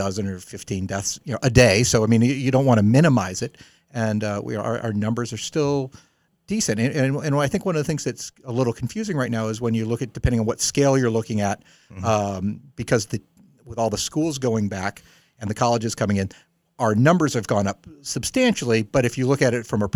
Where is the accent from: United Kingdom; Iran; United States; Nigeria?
United States; New Orleans, Louisiana; now in Massachusetts, United States; I grew up in the South, whereas in New Orleans